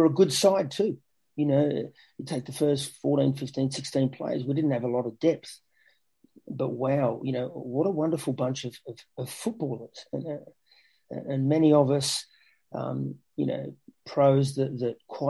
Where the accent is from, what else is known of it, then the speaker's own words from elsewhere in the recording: Australia; moved away; Growing up in Australia, as a kid, watching the big match and watching English football